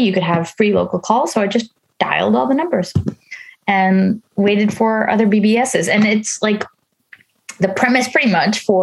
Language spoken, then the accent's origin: English; New York, United States; moved away as an adult; now in Netherlands; I grew up in the States, in New York. I live in the Netherlands